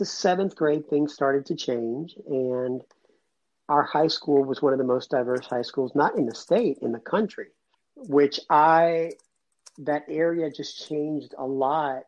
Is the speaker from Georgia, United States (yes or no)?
yes; Atlanta, Georgia, United States; also born or lived in Cuba; I grew up about 10 minutes from the city of Atlanta